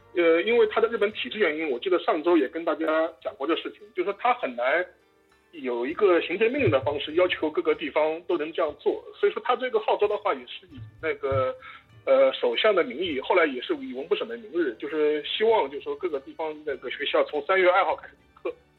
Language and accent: Chinese; China; 从我们中国人的角度来说